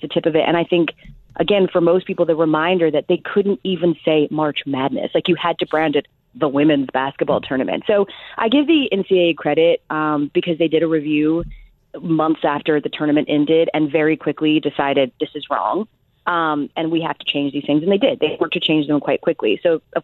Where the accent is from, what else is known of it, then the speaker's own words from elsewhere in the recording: Atlanta, Georgia, United States; I'm born and raised in Atlanta.